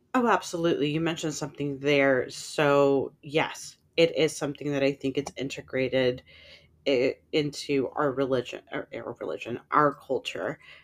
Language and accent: English; San Francisco, California, United States; I grew up in San Francisco